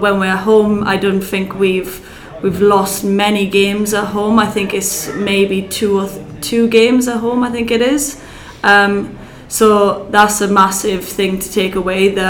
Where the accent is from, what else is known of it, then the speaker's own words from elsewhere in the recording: Welsh, Wales, United Kingdom; I'm Welsh as well